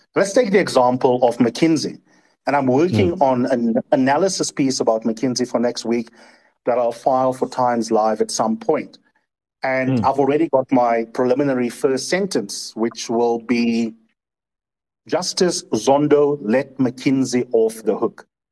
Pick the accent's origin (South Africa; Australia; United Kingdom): South Africa; as a South African